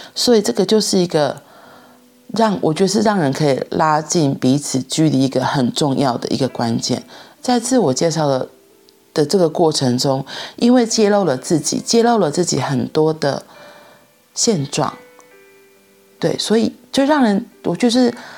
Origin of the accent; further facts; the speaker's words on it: Taiwan; 像我们现在是台湾人一样